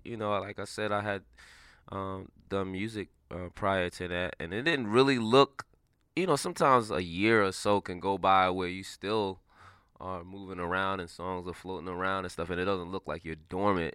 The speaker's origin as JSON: {"language": "English", "town": "New York City", "region": "New York", "country": "United States", "tie": "born or raised there", "said": "I'm from New York City, a inner city kid"}